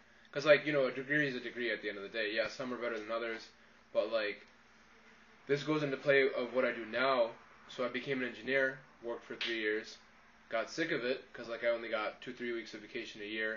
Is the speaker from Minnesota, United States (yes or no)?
no; Detroit, Michigan, United States; I grew up in Detroit